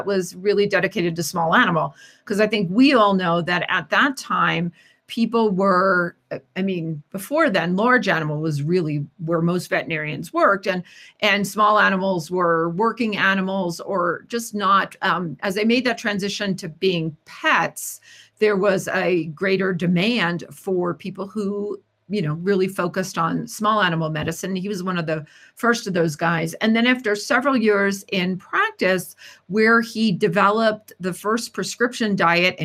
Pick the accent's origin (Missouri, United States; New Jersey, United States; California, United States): New Jersey, United States; accent: New Jersey; moved away as an adult; also born or lived in Tennessee; now in Denver, United States; my New Jersey accent